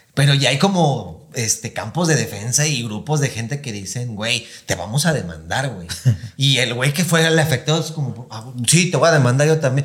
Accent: Mexico; somos mexicanos

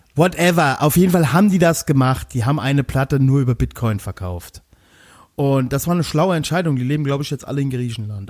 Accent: Westerwald, Rhineland-Palatinate, Germany; ich komme ja aus dem Westerwald

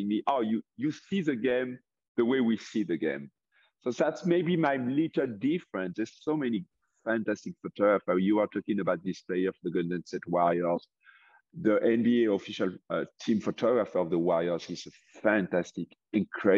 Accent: France; English is a second language; moved away as an adult; also born or lived in California; now in Tennessee, United States; There was a professional basketball team in my hometown in France

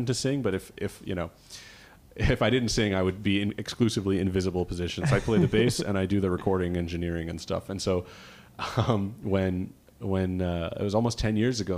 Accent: Rhode Island, United States; now in Boston, United States; we're all from Rhode Island

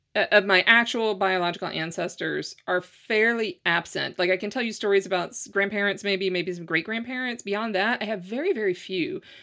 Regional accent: Louisiana, United States; moved away as an adult; now in Ireland; I'm from Louisiana

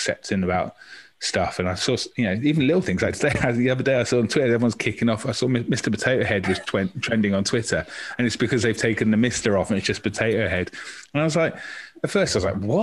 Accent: Maidstone, South East England, United Kingdom; now in Torquay, United Kingdom; I'm from Maidstone in Kent, which was much more diverse when I was in primary school

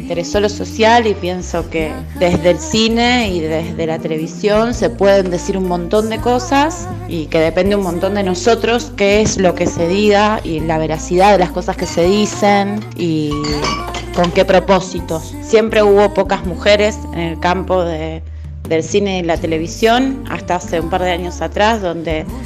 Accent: Rosario, Santa Fe, Argentina; soy de Rosario, Santa Fe y soy productora de cine y televisión.

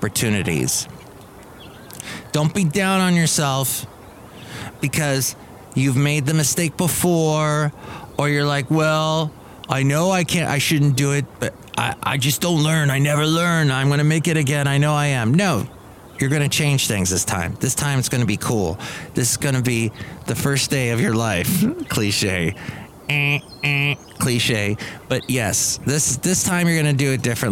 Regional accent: California, United States; longtime Californian here, growing up in California

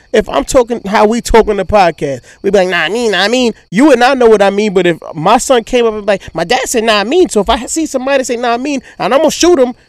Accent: New York City, New York, United States; Like, I grew up in Queens

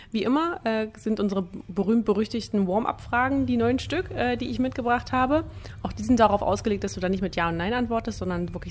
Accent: Magdeburg, Saxony-Anhalt, Germany; ich komme aus Magdeburg, sorry.

